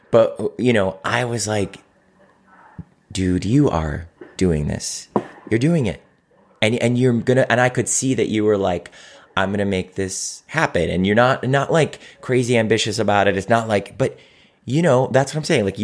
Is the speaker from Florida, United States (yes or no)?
no; Cleveland, Ohio, United States; From Cleveland, Ohio, my hometown.